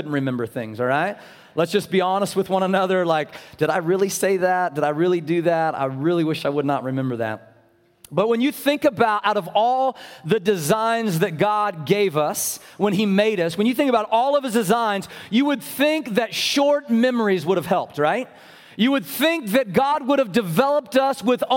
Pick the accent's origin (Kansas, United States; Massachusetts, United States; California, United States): Kansas, United States; Abilene; moved away; I had the opportunity to go to Abilene, Kansas. I call that my hometown